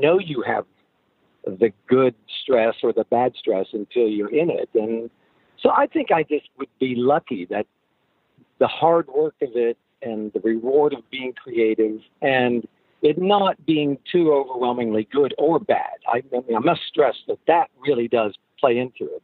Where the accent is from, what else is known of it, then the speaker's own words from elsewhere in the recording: Oklahoma, United States; We're, you know, we're from Oklahoma